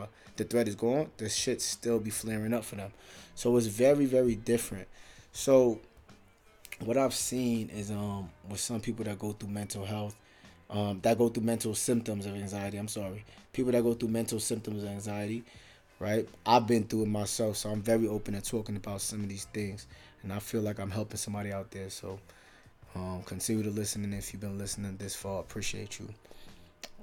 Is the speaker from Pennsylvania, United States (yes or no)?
no; New York, United States; moved away as an adult; now in South Dakota, United States; I'm from New York